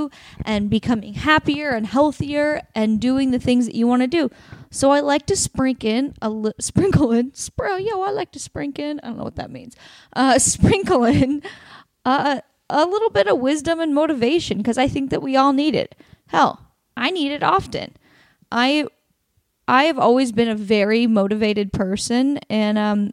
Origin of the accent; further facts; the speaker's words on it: Oregon, United States; moved away; Portland, Oregon, my home state